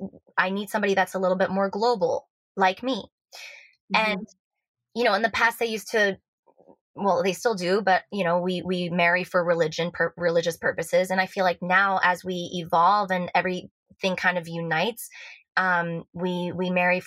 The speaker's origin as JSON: {"language": "English", "country": "Switzerland", "tie": "born or raised there", "said": "but I know I sound American, therefore I seem American, but I was born and raised in Switzerland. My mother's Lebanese, my dad's Swiss, but he grew up between Colombia and Venezuela. So I grew up with like multiple cultures, multiple languages."}